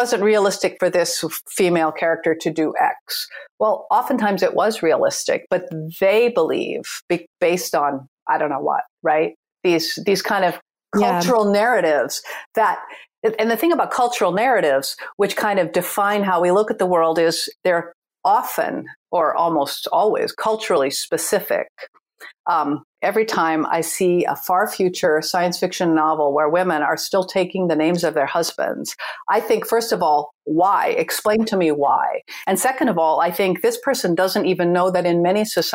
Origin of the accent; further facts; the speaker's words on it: United States; I was born and raised in the United States